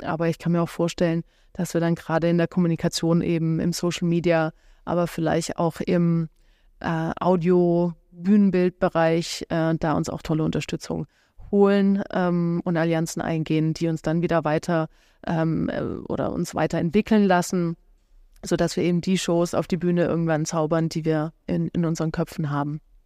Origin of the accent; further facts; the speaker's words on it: Stuttgart, Baden-Württemberg, Germany; now in Berlin, Germany; ich komme ja ursprünglich aus Stuttgart